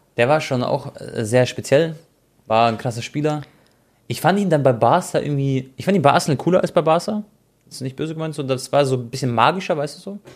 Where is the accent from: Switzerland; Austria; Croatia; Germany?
Croatia; ich bin Kroate